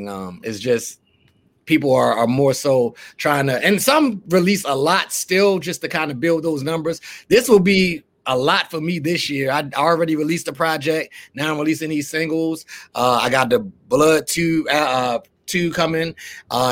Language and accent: English; Baltimore, Maryland, United States; now in Florida, United States; I'm from Baltimore